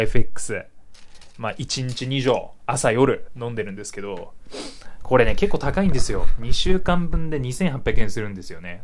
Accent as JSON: {"language": "Japanese", "region": "Hokkaido", "country": "Japan", "tie": "born or raised there", "moved": "as an adult", "lives_now": "Tokyo, Japan", "said": "僕北海道出身で"}